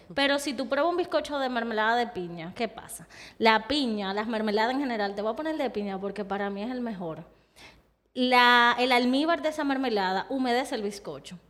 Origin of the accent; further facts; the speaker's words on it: Dominican Republic; es parte de mi historia como dominicana